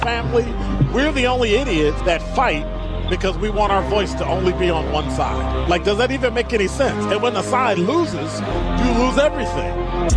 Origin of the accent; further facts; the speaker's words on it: Chicago, Illinois, United States; now in Milwaukee, United States; my hometown, Chicago